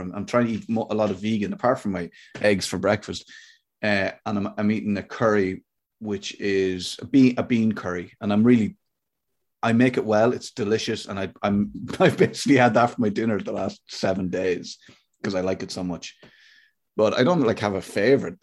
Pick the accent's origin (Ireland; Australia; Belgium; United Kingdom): Ireland; I'm Irish